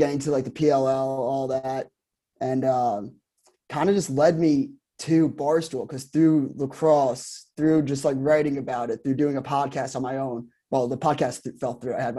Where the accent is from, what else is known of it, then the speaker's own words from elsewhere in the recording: Garden City, New York, United States; So I grew up in Garden City on Long Island.